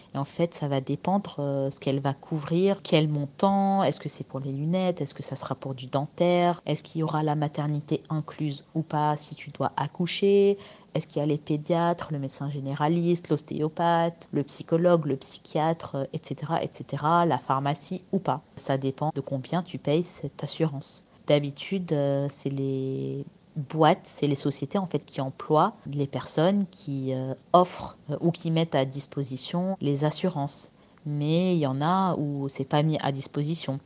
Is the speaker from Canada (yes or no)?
no; France; moved away as an adult; now in Dubai, United Arab Emirates; pour nous en tant que Français dans notre pays